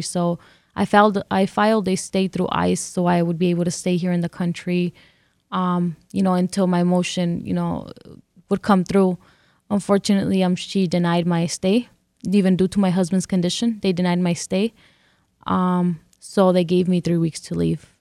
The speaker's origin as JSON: {"language": "English", "region": "California", "country": "United States", "tie": "born or raised there", "also_born_or_lived": "Mexico", "first_language": "English", "moved": "yes", "lives_now": "Detroit, United States", "said": "I grew up in California, and this is the only place I know that is home"}